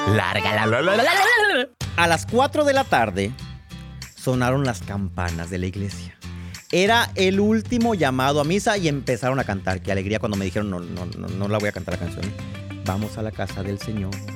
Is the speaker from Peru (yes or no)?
no; Sonora, Mexico; soy de Sonora